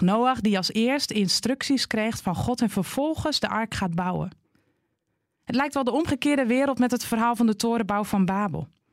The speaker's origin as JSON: {"language": "Dutch", "region": "Groningen", "country": "Netherlands", "said": "Net als ik genoemd word naar de plek waar ik vandaan kom. Een Groninger"}